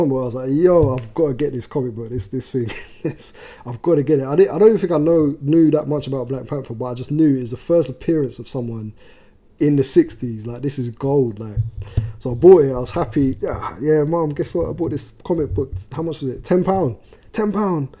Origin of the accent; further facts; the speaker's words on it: London, United Kingdom; I'm from South London originally